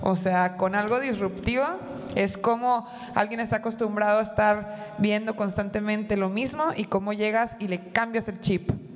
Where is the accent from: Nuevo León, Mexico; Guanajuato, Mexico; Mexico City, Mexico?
Nuevo León, Mexico; Monterrey; como buena regia